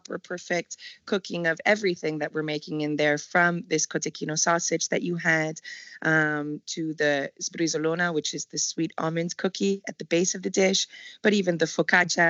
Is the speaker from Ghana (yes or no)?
no; Montreal, Quebec, Canada; moved away as an adult; also born or lived in Whistler, BC; now in Modena, Italy; I'm born and raised in Montreal, Canada